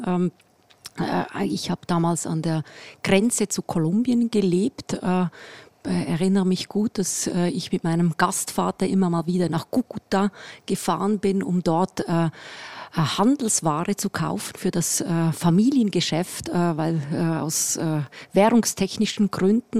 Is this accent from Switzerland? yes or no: yes; Switzerland; accent: leichter Schweizer Akzent; moved away as an adult; now in Munich, Germany; mit meinem leichten Schweizer Akzent